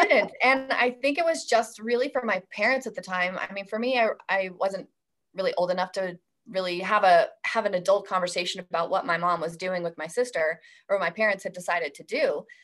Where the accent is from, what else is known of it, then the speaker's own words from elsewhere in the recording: Idaho, United States; I was born and raised in Idaho